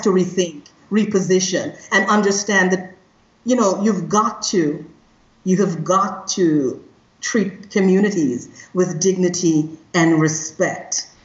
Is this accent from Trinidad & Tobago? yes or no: yes; Trinidad & Tobago; moved away; I am originally from Trinidad and Tobago. So I come from a country that is very diverse